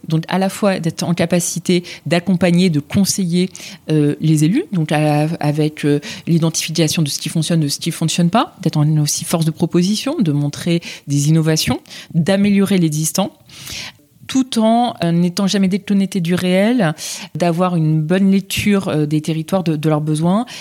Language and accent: French; France; je suis engagée là où j'ai grandi, là où je vis